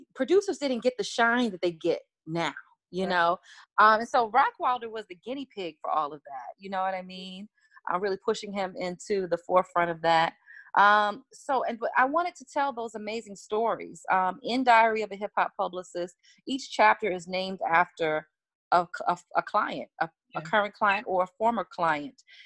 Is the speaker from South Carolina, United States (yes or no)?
no; Washington, District of Columbia, United States; I'm from Washington, D.C., I come from the world of go go music